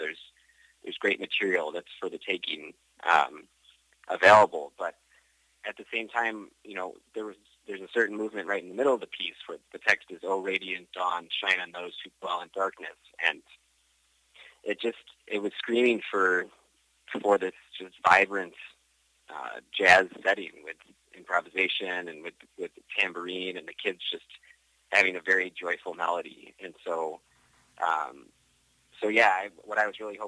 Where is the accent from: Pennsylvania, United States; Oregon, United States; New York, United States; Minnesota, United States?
New York, United States; Buffalo; moved away as an adult; now in Rome, Italy; I grew up in Buffalo, New York